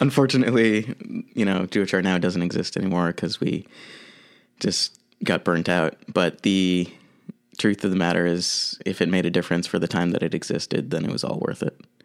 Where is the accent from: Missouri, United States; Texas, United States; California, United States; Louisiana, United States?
Missouri, United States; St. Louis; moved away; I grew up in Saint Louis, Missouri